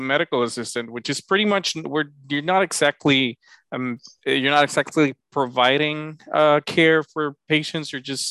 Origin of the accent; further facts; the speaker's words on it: Honduras; moved away as an adult; now in United States; I'm originally from Honduras, beautiful country in Central America, in the heart of the continent. I was born, raised, and trained overseas in Honduras